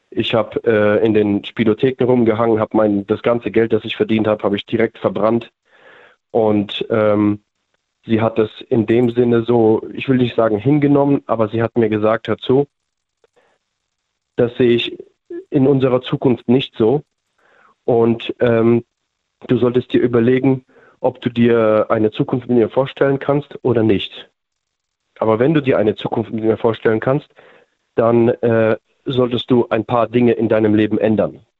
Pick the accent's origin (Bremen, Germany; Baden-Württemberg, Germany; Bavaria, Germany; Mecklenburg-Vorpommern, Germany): Baden-Württemberg, Germany; Mannheim; Wir sind, wir sind aus Mannheim, ja.